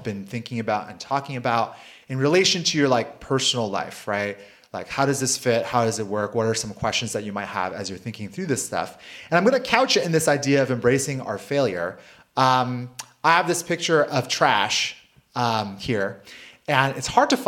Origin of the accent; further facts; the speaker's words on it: United States; I grew up in South Valley